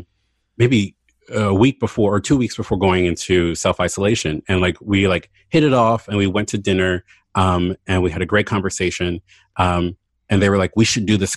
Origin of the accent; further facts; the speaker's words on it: Baltimore, Maryland, United States; moved away as an adult; also born or lived in Philadelphia; I moved to Baltimore back home 2 years ago for David's job